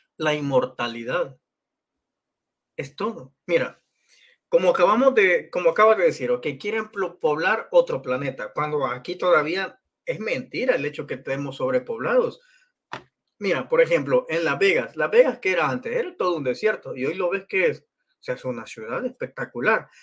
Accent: El Salvador; Yo nací en El Salvador

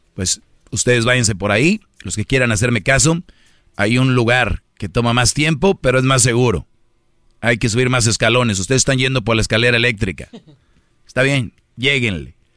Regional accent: Monterrey, Nuevo León, Mexico; soy de Monterrey

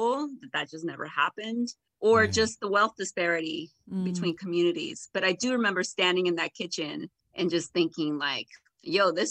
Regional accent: Watsonville, California, United States; my hometown and Janet's hometown

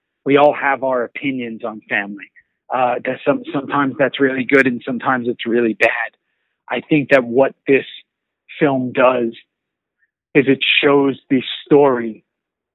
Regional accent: New York City, New York, United States; moved away as an adult; also born or lived in Los Angeles; I was born and raised in New York City. Staten Island

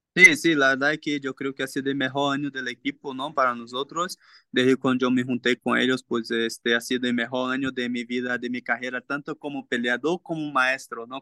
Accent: Brazil; Spanish is a second language; now in Mexico; Yo sí, somos brasileños

